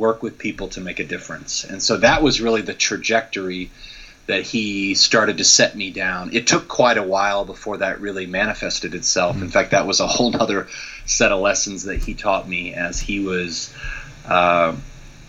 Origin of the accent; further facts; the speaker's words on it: Midwest, United States; growing up in the Midwest in the U.S.